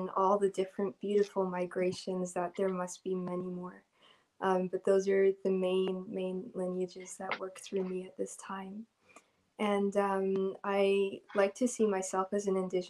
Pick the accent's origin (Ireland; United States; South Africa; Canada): Canada; also born or lived in Egypt; I was born in Egypt, and then after 2 years of me being born, my family came over to Canada